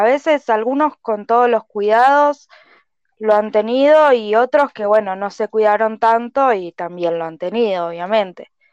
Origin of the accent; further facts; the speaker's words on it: Bariloche, Río Negro, Argentina; also born or lived in Ensenada, Buenos Aires; me vine a vivir a los dos años, así que estoy acá